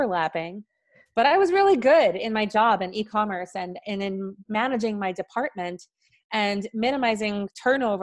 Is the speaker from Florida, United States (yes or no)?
no; New York City, New York, United States; I was born and raised in New York City